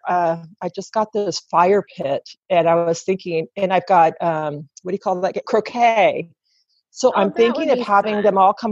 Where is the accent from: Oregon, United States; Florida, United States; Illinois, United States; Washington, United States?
Oregon, United States; Gresham; also born or lived in California; I grew up, I was born in California, lived there for about 10 years, and then was moved to Oregon and lived in Gresham area until I got married